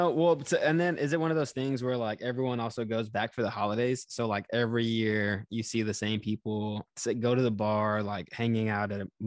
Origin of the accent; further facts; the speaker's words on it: Houston, Texas, United States; like I said, I moved around quite a bit when I was younger, but we settled in Texas, so I would call that like my hometown in Houston and my home state.